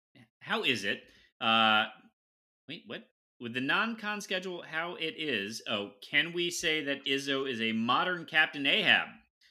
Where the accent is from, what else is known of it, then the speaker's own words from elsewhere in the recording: Michigan, United States; I was raised in Southeast Michigan.